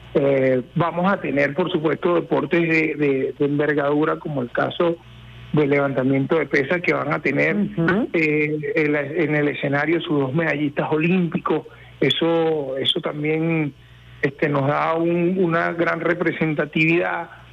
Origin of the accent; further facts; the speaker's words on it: Venezuela; somos, bueno, hijos de Bolívar